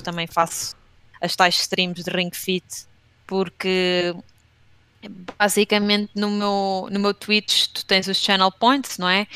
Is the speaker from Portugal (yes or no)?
yes; Leiria, Centro, Portugal; moved away as an adult; also born or lived in Batalha / Southampton, United Kingdom; now in Lisbon, Portugal; eu sou de Leiria, nasci em Leiria e hum, vivi hum, a minha adolescência toda na zona da Batalha